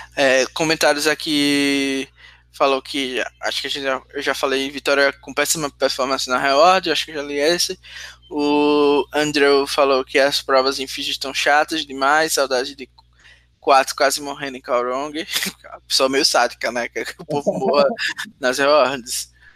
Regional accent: Sergipe, Brazil; accent: nordestino; eu sou de Sergipe

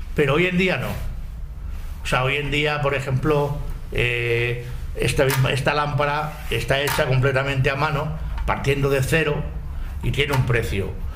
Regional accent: Madrid, Community of Madrid, Spain; ni somos de Tetuán ni somos del barrio del Pilar, que somos de Valdezarza.

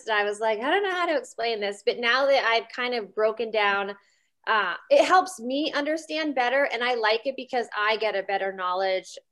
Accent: small town outside Reading, Pennsylvania, United States; moved away; originally I'm from Pennsylvania. It's Reading. It's like an hour and 15 minutes outside of Philly. Mm-hmm. But like I grew up in a small town outside of there.

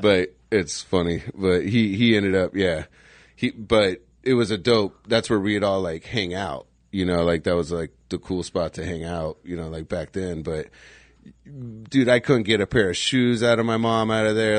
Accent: Scottsdale, Arizona, United States; growing up in Scottsdale

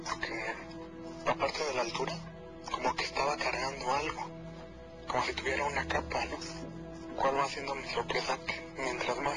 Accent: Nezahualcóyotl, State of Mexico, Mexico; yo soy de, de Ciudad Neza

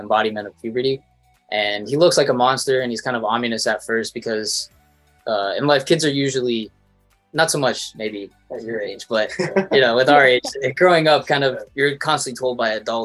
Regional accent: Toronto, Ontario, Canada; I'm a filmmaker from Toronto, Canada

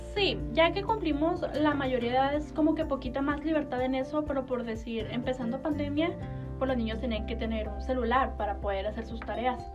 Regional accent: Chihuahua, Mexico; nací aquí en Chihuahua, en Chihuahua.

